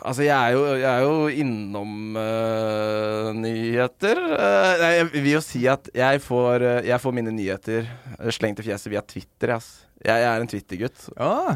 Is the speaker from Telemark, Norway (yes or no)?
yes; Skien, Telemark, Norway; Altså, jeg kommer fra Skien